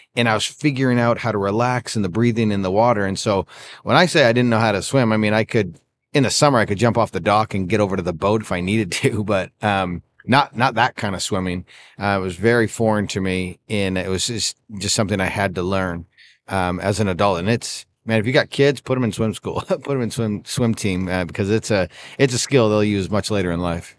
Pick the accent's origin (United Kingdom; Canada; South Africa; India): Canada; I grew up in Canada